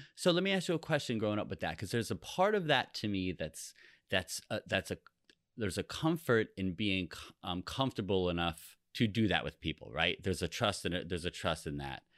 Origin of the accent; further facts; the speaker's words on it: East Coast of New Jersey, United States; we grew up on the on the East Coast of New Jersey